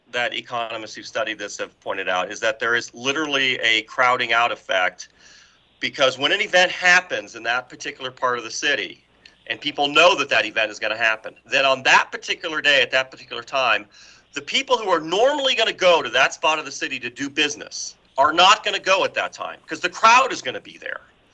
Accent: Detroit, Michigan, United States; I grew up in Detroit

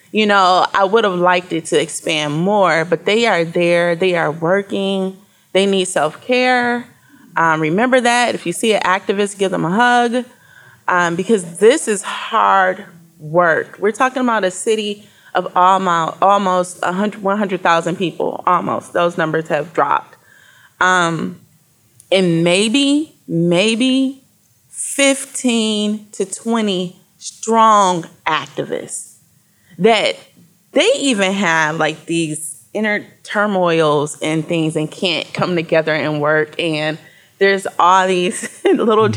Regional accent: Flint, Michigan, United States; being a person from Flint, I'm 43, uh, born and raised in the Flint area

